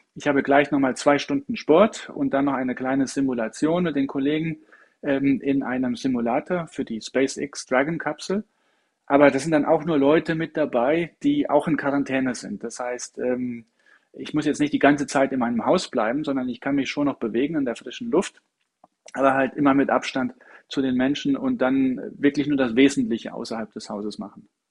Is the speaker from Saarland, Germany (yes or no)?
yes; Saarland, Germany; accent: Saarländisch; moved away; natürlich bin ich aus dem Saarland und ich kann auch gut Saarländisch schwätzen.